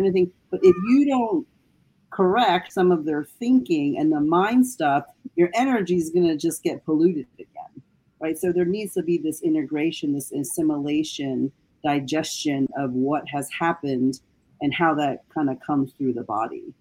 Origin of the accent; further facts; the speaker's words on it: United States; growing up in the United States